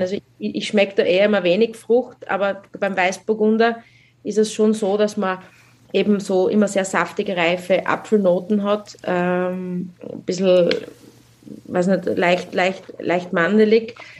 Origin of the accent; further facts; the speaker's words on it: South Styria, Austria; bei uns in der Südsteiermark